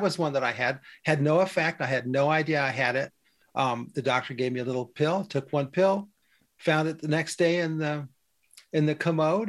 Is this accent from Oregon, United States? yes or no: yes; Western Oregon, United States; when I was a kid growing up in Western Oregon, we had a farm